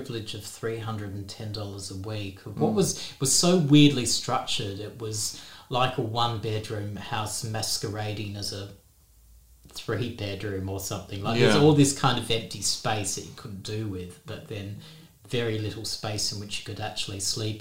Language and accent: English; Western Australia, Australia; like most West Australians, because I'm born and bred in Western Australia